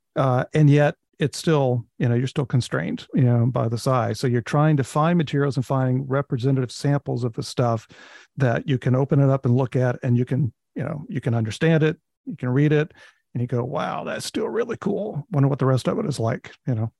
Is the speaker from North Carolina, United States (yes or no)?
yes; North Carolina, United States; now in Hershey, United States; I'm from North Carolina